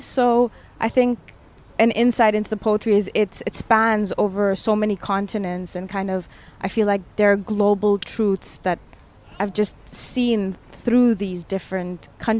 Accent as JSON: {"language": "English", "country": "DR Congo", "tie": "born or raised there", "also_born_or_lived": "Toronto, Canada", "said": "So I was born in Toronto in Canada, but within 6 months we moved to Democratic Republic of the Congo."}